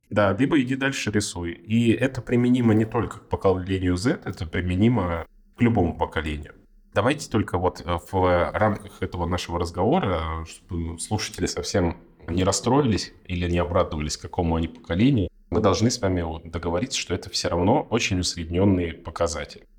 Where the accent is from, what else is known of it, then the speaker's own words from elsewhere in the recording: Far East, Russia; moved away; Я вообще с Дальнего Востока. С очень-очень там, с границы с Китаем, очень издалека.